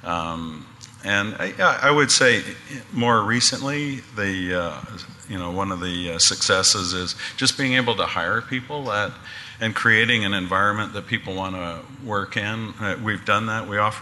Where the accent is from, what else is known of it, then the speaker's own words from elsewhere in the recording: North Vancouver, British Columbia, Canada; North Vancouver, actually.